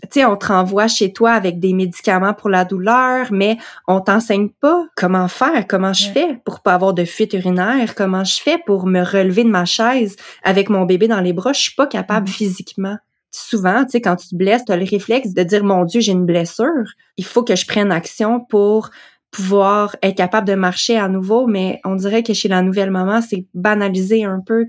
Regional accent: Quebec, Canada; also born or lived in Western Canada; j'ai déménagé de l'Ouest canadien pour revenir au Québec

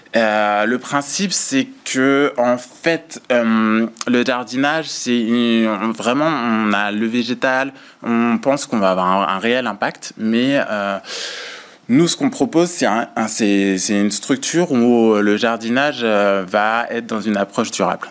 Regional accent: Vendée, Pays de la Loire, France; on se connaît depuis qu'on a 11 ans, on a grandi ensemble en Vendée

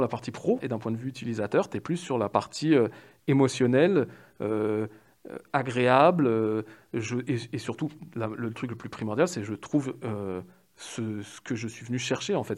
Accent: Paris, Île-de-France, France; j'ai 38 ans, je suis parisien

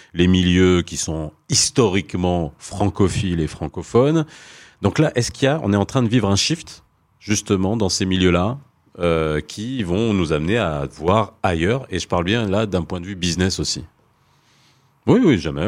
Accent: Morocco; on est marocain, quand on est ici

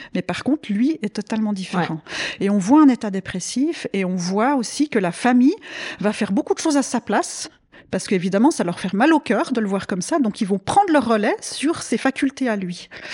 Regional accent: same area as Nicole, Vaud, Switzerland; on a grandi dans le même coin.

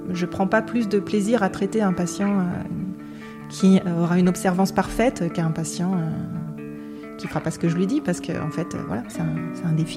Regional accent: Lyon, Auvergne-Rhône-Alpes, France; je suis lyonnaise, j'ai toujours vécu à Lyon

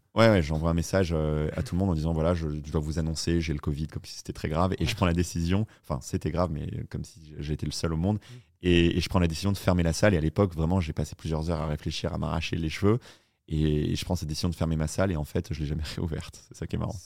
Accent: Paris, Île-de-France, France; moved away as an adult; also born or lived in New York, United States; je suis un petit Français du 10e arrondissement

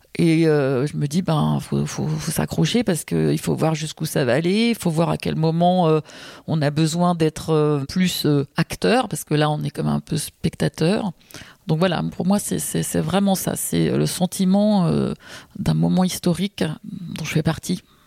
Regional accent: Paris, Île-de-France, France; je suis née à Paris, je vis à Paris, je suis une inconditionnelle de cette ville

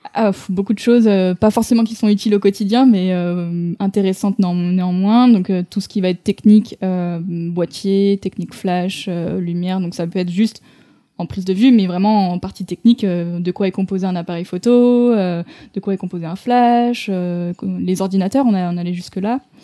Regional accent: Lyon, Auvergne-Rhône-Alpes, France; also born or lived in Toulouse; je suis originaire de Lyon

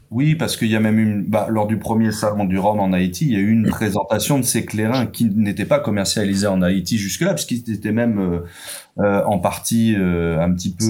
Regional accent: France; s'exporte très bien chez nous en France ou ailleurs en Europe

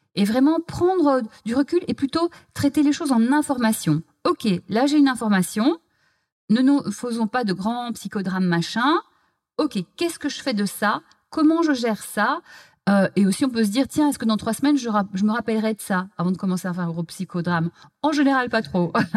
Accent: Belgium; moved away as an adult; now in Paris, France; j'ai grandi en Belgique

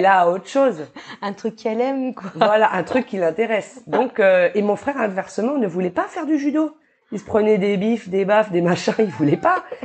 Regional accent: New Caledonia; also born or lived in Dijon, France / Paris, France / Australia; je vis en Calédonie depuis mes 9 ans, je crois. Je suis née en France.

